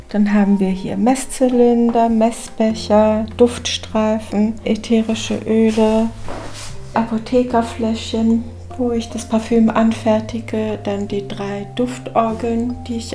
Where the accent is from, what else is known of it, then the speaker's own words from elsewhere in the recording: Berlin, Germany; Also ich bin an einem 6. November geboren im Morbiter Krankenhaus. … Und ich bin in Berlin, Morbid, erstmal